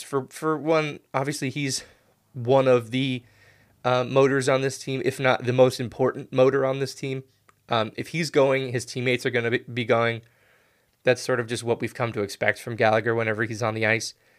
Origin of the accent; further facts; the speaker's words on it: United States; as an American